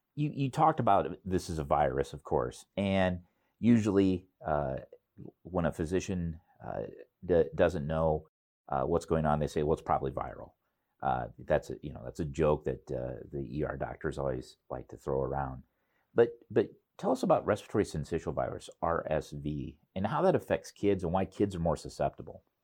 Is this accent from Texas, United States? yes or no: no; Cedar Rapids, Iowa, United States; it's my hometown